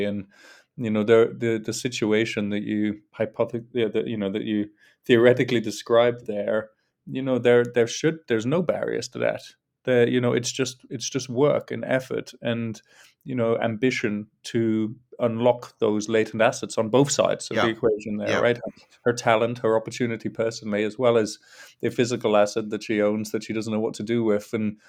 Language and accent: English; North East England, United Kingdom; now in London, United Kingdom; And so I'm from a single parent background from the northeast of England, although my accent's a bit mixed these days because I've lived in London for more than half my life.